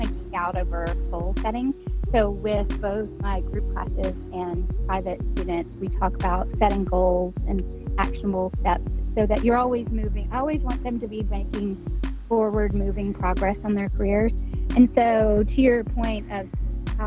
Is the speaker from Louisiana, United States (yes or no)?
yes; northeast Louisiana, United States; moved away as an adult; now in Dallas, United States; I grew up in Louisiana